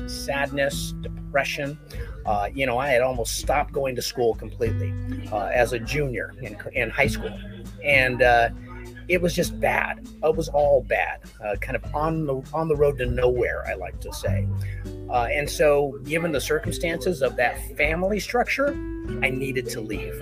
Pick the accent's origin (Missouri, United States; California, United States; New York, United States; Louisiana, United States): California, United States; I grew up in California in a beautiful extended Mexican-American family